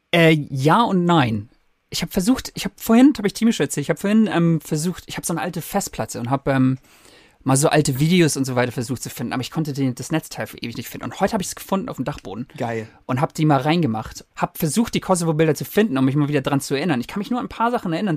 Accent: Germany; moved away as an adult; also born or lived in Canada; now in United Kingdom; Ich bin Deutscher

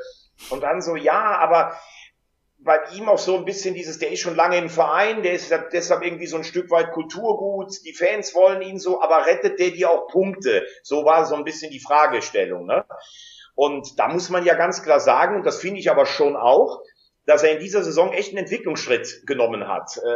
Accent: Rhineland-Palatinate, Germany; born there; ich bin gebürtiger Rheinland-Pfälzer, deshalb habe ich auch immer ein Herz für den FCK gehabt.

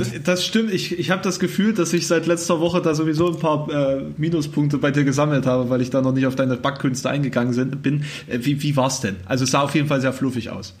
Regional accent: Thuringia, Germany; accent: Thüringisch; du als, als Ossi wirklich diskriminiert wirst mit deiner Sprache

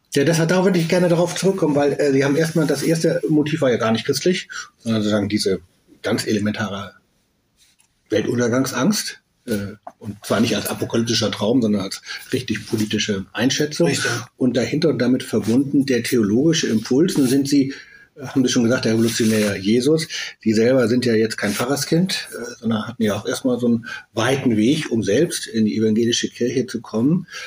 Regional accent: West Germany, Germany; also born or lived in Berlin; selber äh, in Westdeutschland geboren, aufgewachsen

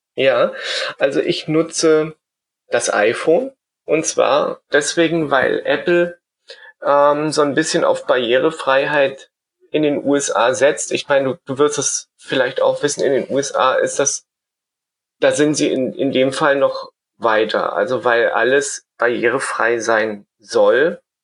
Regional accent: Germany; moved away as an adult; now in Vienna, Austria; Ich bin ja eigentlich aus Deutschland und bin dann wegen meiner Arbeit nach Österreich gegangen. 2006 nach Wien

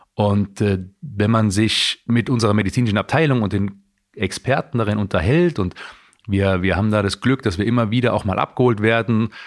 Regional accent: Heidelberg, Baden-Württemberg, Germany; moved away; wo ich aufgewachsen bin

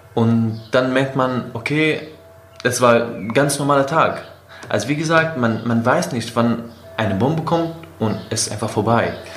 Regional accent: Aleppo, Aleppo Governorate, Syria; first language Kurdish, Arabic; German is a second language; moved away as an adult; also born or lived in Afrin, Syria / Turkey; now in Berlin, Germany; in Aleppo wohnen, wie ich, da geboren

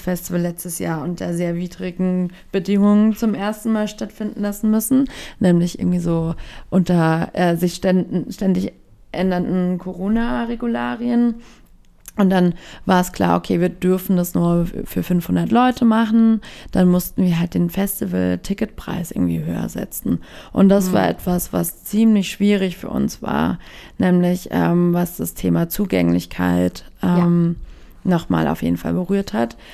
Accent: Baden-Württemberg, Germany; now in Berlin, Germany; ich bin in Baden-Württemberg eher ländlich groß geworden

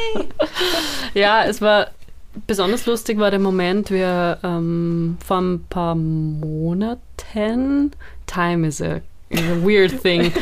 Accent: Austria; ich bin halt so in Österreich aufgewachsen, in Österreich sozialisiert worden

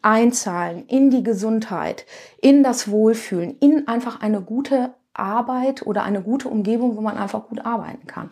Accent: Duisburg, North Rhine-Westphalia, Germany; ich komme aus dem Ruhrgebiet, aus dem schönen Duisburg

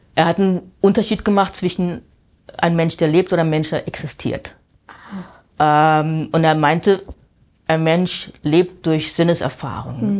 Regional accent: Wiesbaden, Hesse, Germany; moved away as an adult; also born or lived in Amsterdam; now in New York, United States; ich bin in Wiesbaden aufgewachsen

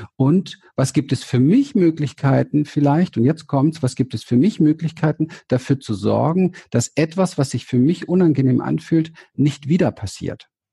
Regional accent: Berlin, Germany; ich bin aufgewachsen in Berlin, ich komme aus dem Ghetto, ich bin ein Hinterhofskind

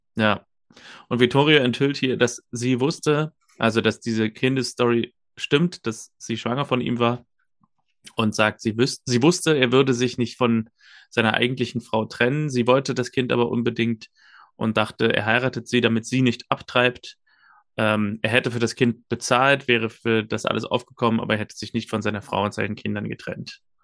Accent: Germany; als Deutscher

